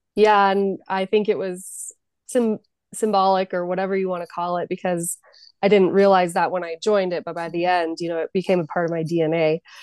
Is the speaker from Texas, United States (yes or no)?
no; Jackson, California, United States; also born or lived in San Francisco / Denver; I'm from Jackson, California, which is a small rural town. So I grew up and my home ski mountain is Kirkwood